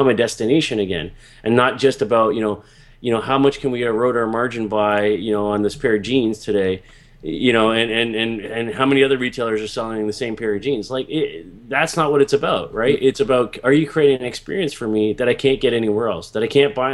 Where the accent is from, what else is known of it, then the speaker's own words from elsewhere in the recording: Toronto, Ontario, Canada; when I grew up as in Toronto here